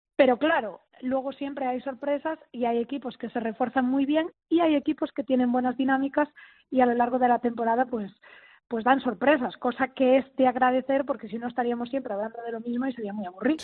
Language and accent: Spanish; Galicia, Spain; mi tierra